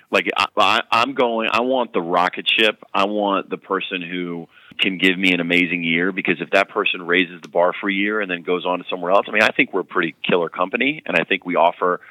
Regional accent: North Carolina, United States; I am from North Carolina

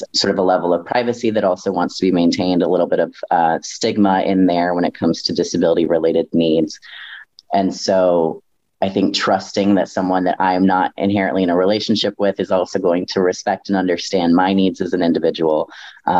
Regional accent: North Carolina, United States; now in Milwaukee, United States; I was raised in the deep South, y'all. I was raised in North Carolina in a very small town

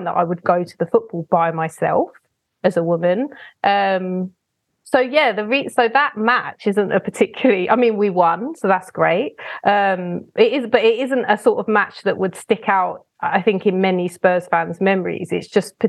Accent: London, United Kingdom; I'm actually from Southeast London

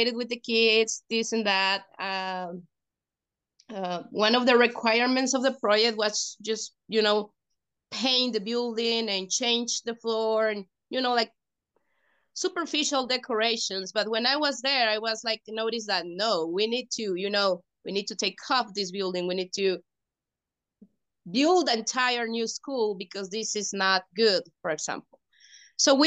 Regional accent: Mexico; the students that we are from Mexico

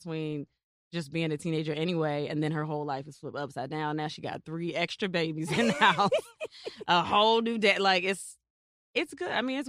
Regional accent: Virginia Beach, Virginia, United States; also born or lived in Washington, D.C.; I was born in D.C., but I'm from Virginia Beach. I went to Bayside High School

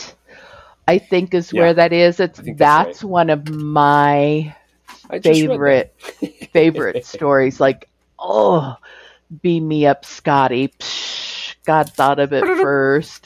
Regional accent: United States; I'm an American

